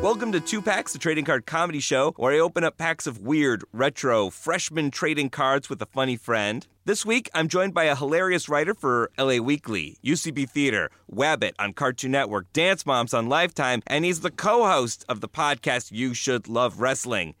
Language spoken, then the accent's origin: English; Buffalo, New York, United States; I grew up in Buffalo, New York